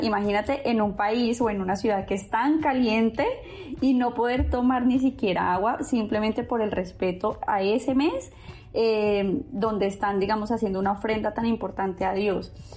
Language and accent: Spanish; Bogotá, Colombia; moved away as an adult; now in Dubai, United Arab Emirates; Yo soy de Bogotá